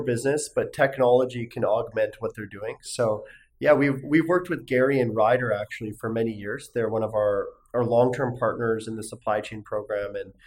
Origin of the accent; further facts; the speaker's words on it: North Vancouver, British Columbia, Canada; moved away as an adult; now in Sunnyvale, United States; I was born and raised in North Vancouver